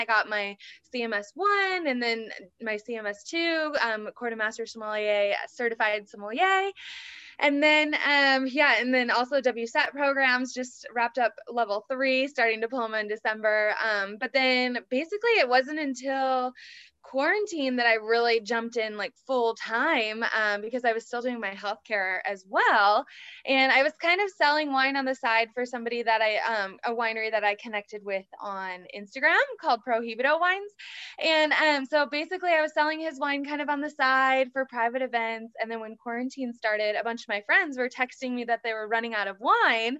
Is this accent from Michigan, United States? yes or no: yes; Michigan, United States; moved away as an adult; now in Kansas City, United States; I was born and raised in Michigan